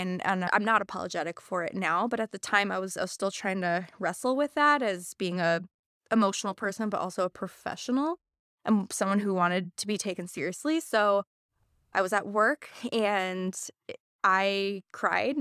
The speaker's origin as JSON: {"language": "English", "region": "Missouri", "country": "United States", "tie": "born or raised there", "also_born_or_lived": "Indiana / Wisconsin", "moved": "as an adult", "lives_now": "Madison, United States", "said": "Born and raised in Missouri."}